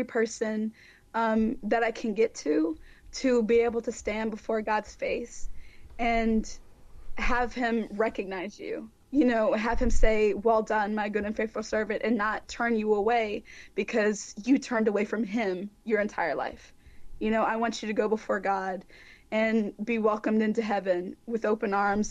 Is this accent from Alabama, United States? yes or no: yes; Mobile, Alabama, United States; Mobile, Alabama, my hometown